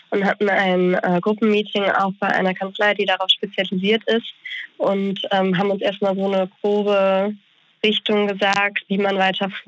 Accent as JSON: {"language": "German", "town": "Bonn", "region": "North Rhine-Westphalia", "country": "Germany", "said": "also ich komme aus Bonn"}